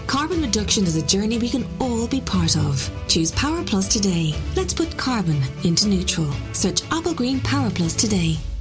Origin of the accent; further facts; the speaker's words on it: North Wales, United Kingdom; moved away; North Wales. Um, I, I, lived in a cul-de-sac um, with my mother and father and brother